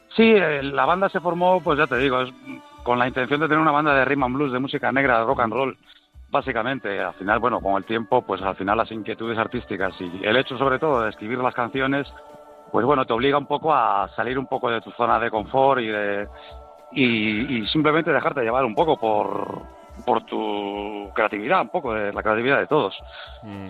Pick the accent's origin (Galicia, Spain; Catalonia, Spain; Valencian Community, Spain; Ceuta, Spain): Galicia, Spain; yo soy gallego